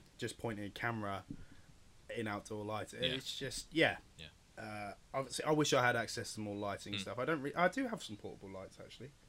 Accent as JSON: {"language": "English", "town": "Portsmouth", "region": "South East England", "country": "United Kingdom", "said": "I'm from Portsmouth"}